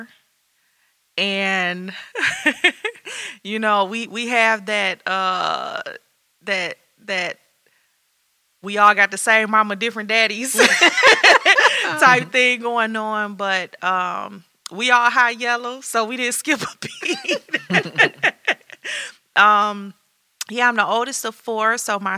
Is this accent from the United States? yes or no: yes; Detroit, Michigan, United States; born and raised in Detroit